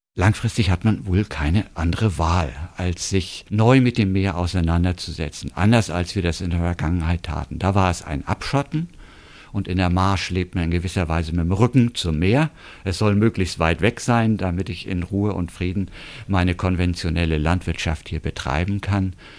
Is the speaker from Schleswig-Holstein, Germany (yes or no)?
yes; North Frisian coast, Schleswig-Holstein, Germany; Ich bin ja hier an der Küste zur Schule gegangen